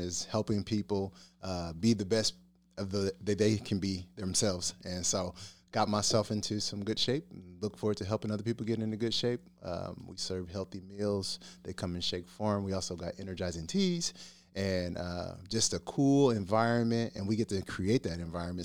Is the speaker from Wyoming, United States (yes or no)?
no; Liberty, Missouri, United States; I'm from the Liberty area as well